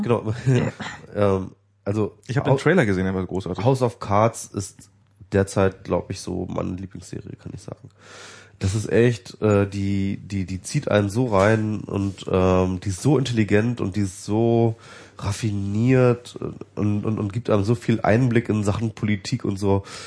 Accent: Germany; weil ich jetzt deutsch bin

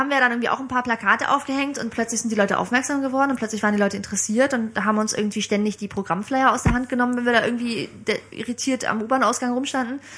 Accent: Bremen, Germany; also born or lived in Dresden; now in Berlin, Germany; Ich bin in Dresden geboren, 86, aber ich bin Groß, zum großen Teil in Bremen aufgewachsen. 13 Jahre bin ich da zur Schule gegangen und dann bin ich vor acht Jahren nach Berlin gezogen zum Studium.

